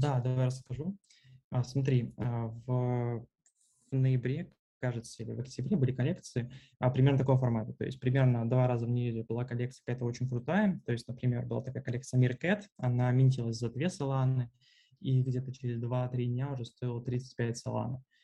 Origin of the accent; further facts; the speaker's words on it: Smolensk, Smolensk Oblast, Russia; also born or lived in Moscow, Russia; now in Turkey; в Турцию я приехал из Москвы 4 месяца назад. А, собственно, это, в принципе, третий мой город, а, в котором я живу. До этого был Смоленск.